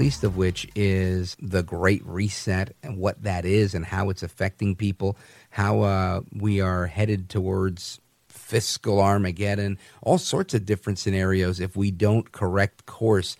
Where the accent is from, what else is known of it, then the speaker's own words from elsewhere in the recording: the West, United States; I grew up in the West from a Hispanic family, very faith-centered.